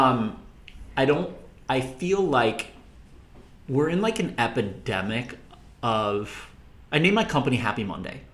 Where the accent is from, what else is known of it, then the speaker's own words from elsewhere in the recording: Minnesota, United States; moved away as an adult; also born or lived in Indiana / Los Angeles; I am from Minnesota, grew up in Minnesota, went to school in Indiana, and then moved out